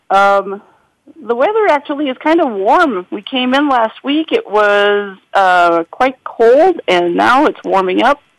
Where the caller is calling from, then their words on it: Guelph, Ontario, Canada; So I am calling in from Guelph, Canada. I'm in one of our manufacturing plants